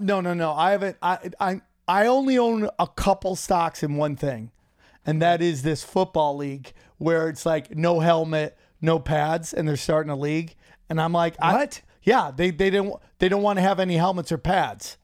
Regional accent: New York, United States; went to college in my hometown's 607

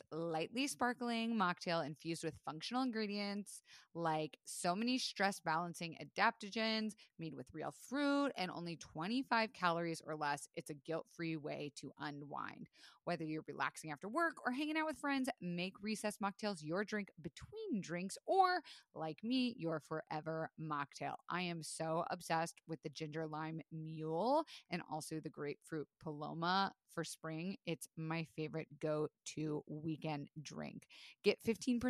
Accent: Florida, United States; I was raised in Florida

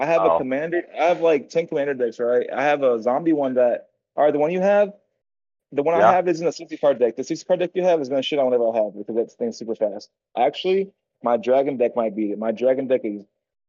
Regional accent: United States; I'm American. I'm American because I'm born here. Like, I'm indigenous because I was literally born on this land. Like, just like anybody else. Like, my dad was Native American.

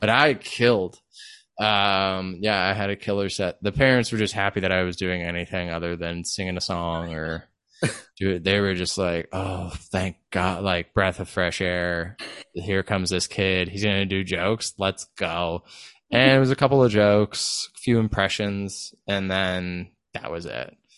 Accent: Vallejo, California, United States; moved away as an adult; also born or lived in Los Angeles / Vacaville / Sacramento / Las Vegas; I was born and raised in Vallejo

